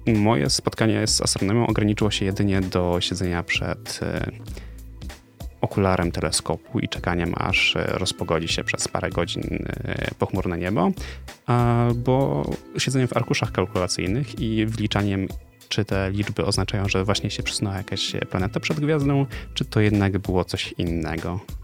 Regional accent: Poznań, Greater Poland, Poland; z Poznania

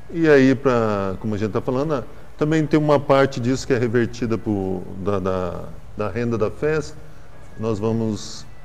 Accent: Barretos, São Paulo, Brazil; eu venho, eu venho de Barretos, lá tem, tem show também

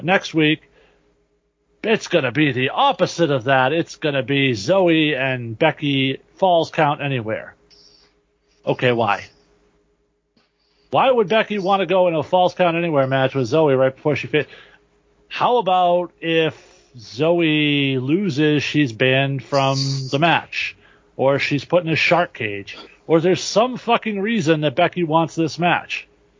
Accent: Toronto, Ontario, Canada; To Trish's credit, like, I don't understand your Quebec stuff. I'm from Toronto.

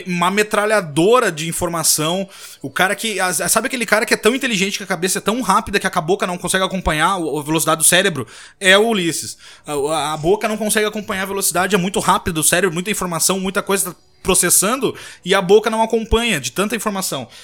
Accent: Rio Grande do Sul, Brazil; moved away; Que somos do Rio Grande do Sul, apesar de hoje eu não estar morando mais lá

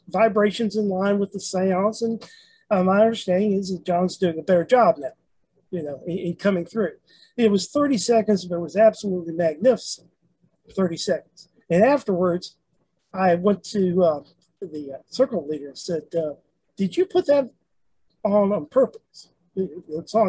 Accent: Memphis, Tennessee, United States; moved away; I'm originally from Memphis

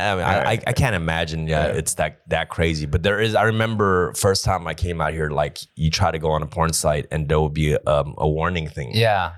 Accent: Los Angeles, California, United States; I'm from Koreatown

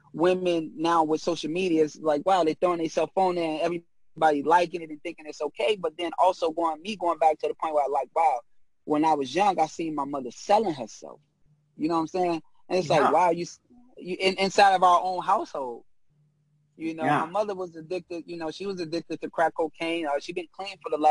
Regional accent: Chicago, Illinois, United States; I'm a kid from Chicago

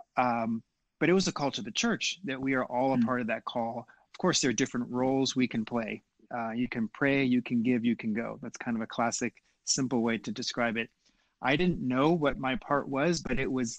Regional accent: Cincinnati, Ohio, United States; moved away as an adult; now in Japan; My dad worked for Procter & Gamble, one of the reasons why I grew up in Cincinnati.

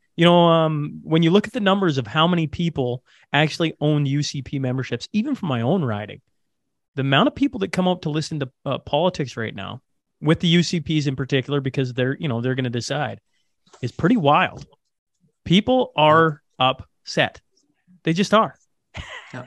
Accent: Hillmond, Saskatchewan, Canada; now in Alberta, Canada; hillmond is this tiny little hamlet in saskatchewan so i grew up

